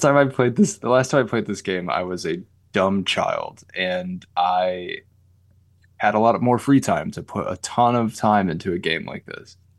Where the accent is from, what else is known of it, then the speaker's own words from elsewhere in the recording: Michigan, United States; we're from Michigan